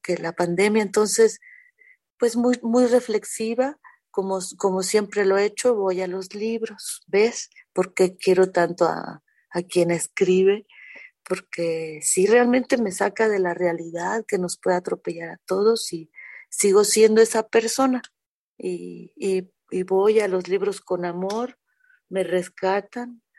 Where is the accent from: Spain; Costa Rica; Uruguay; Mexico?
Mexico; Mexico City; also born or lived in Jalisco; sí soy de aquí, de la Ciudad de México, me encanta mi ciudad